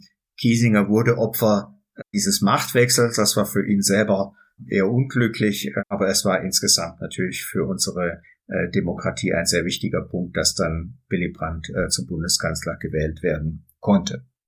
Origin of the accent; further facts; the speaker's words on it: Germany; wir als Deutsche, wir als Nation